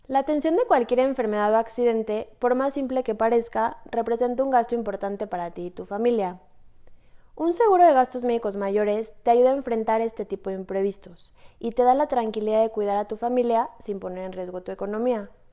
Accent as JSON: {"language": "Spanish", "country": "Mexico", "said": "Somos mujeres mexicanas"}